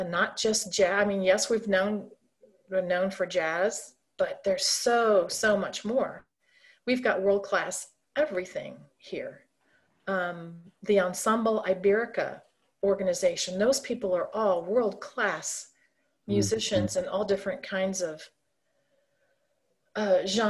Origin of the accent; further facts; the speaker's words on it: St. Louis, Missouri, United States; now in Kansas City, United States; growing up in St. Louis